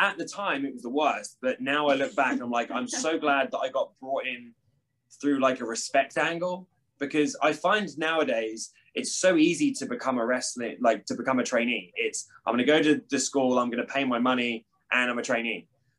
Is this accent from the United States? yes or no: no; East of England, United Kingdom; So I was born in Galston, which is in Norfolk, which I just tell everyone Norwich, because that's the closest like city to where I'm from. I'm from like a small like seaside beach town